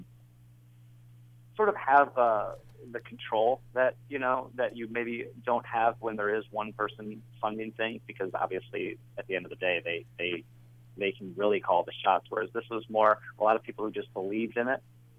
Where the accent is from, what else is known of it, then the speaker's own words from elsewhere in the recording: Welsh, Wales, United Kingdom; I'm Welsh, so I was raised on tea.